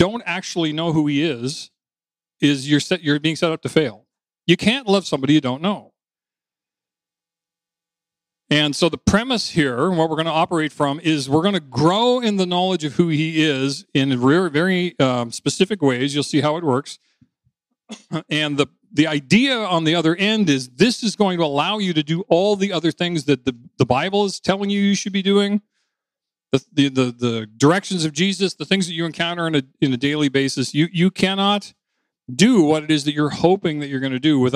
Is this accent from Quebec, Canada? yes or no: no; New Brunswick, Canada; moved away; also born or lived in Toronto; I was coming home from Toronto to my hometown in New Brunswick, where my parents had owned the house, and that's where I grew up